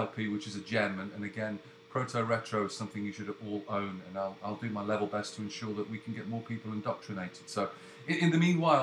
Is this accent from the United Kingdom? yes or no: yes; Leeds, Yorkshire and the Humber, United Kingdom; now in Canada; I was born up in Leeds, so Yorkshire